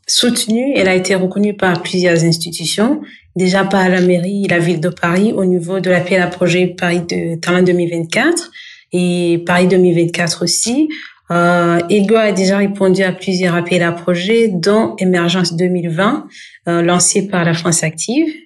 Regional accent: Burundi; Euh, au fait, le Burundi, c'est mon pays d'origine. Je suis burundaise déjà, et c'est un pays qui se trouve euh, en Afrique de l'Est

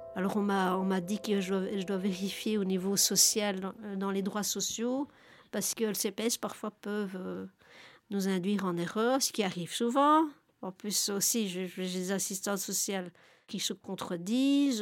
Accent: Nivelles, Wallonia, Belgium; je suis de Nivelles

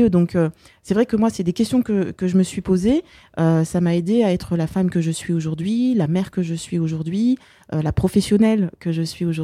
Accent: France; Ma mère est née dans un pays colonisé. Elle a grandi dans un pays colonisé. Et euh, bah, finalement, si moi je suis euh, née en France et, j'ai grandi en France

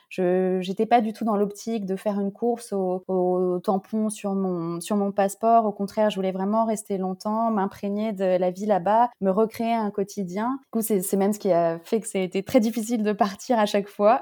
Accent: Paris, Île-de-France, France; j'ai grandi à Paris

